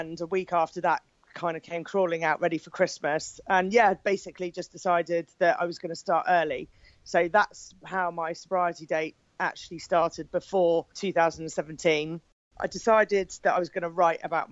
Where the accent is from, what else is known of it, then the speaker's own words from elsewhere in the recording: Poole, South West England, United Kingdom; I'm from Poole in Dorset in the UK